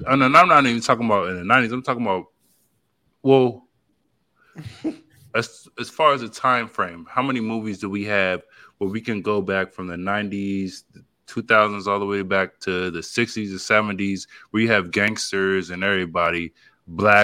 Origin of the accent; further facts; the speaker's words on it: the South, United States; I'm from the South